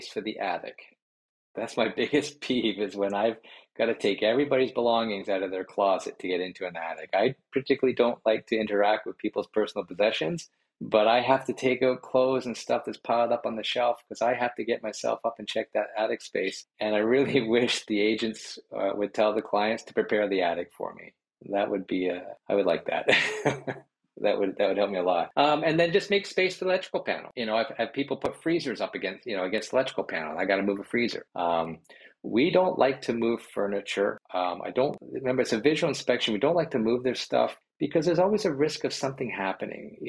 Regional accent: Brampton, Ontario, Canada; also born or lived in Georgetown / Caledon; I grew up in Brampton

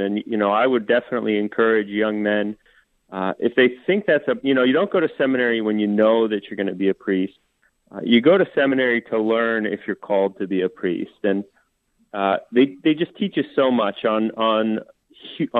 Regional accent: Des Moines, Iowa, United States; I was raised in Des Moines

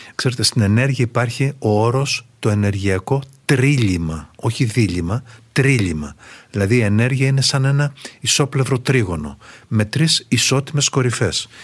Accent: Greece

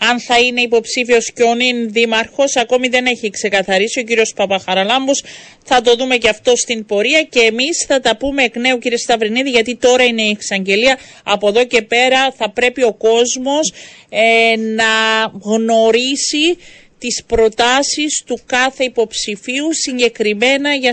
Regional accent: Strovolos, Nicosia District, Cyprus; είμαι από τον Στρόβολο, ταλαιπωρούνται καθημερινά ώρε.

